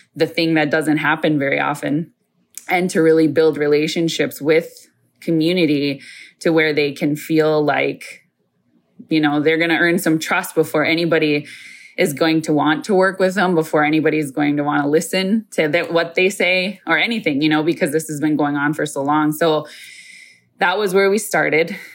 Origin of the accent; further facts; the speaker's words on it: Isle, Minnesota, United States; I am from Mille Lacs, but more specifically from the uh, Isle community in that uh, reservation